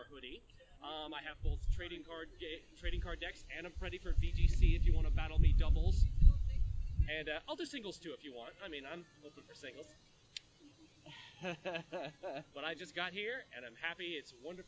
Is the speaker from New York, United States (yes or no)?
no; San Diego, California, United States; my hometown of San Diego, California